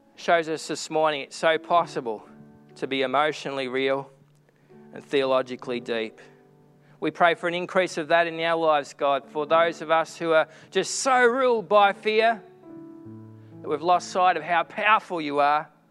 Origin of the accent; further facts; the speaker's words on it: Echuca, Victoria, Australia; my hometown of Echuca